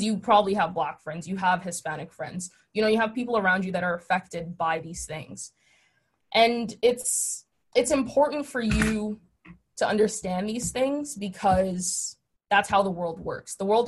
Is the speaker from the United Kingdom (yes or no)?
no; Nigeria; now in Chicago, United States; Growing up in Nigeria, obviously, it's Black. And then when we came to Chicago, it was kind of, I was Black, but I wasn't really Black because I was African. So we had like the name calling, the accent.